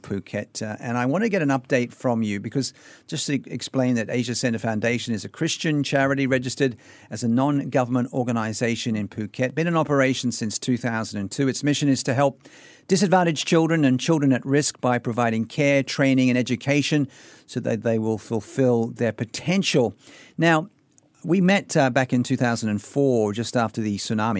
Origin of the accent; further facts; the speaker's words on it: Sydney, New South Wales, Australia; in my hometown of Sydney, Australia